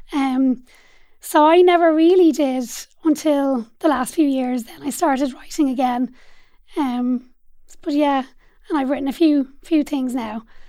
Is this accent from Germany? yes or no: no; Dublin, Leinster, Ireland; I grew up in Dublin eight as well on a little road called Ross Road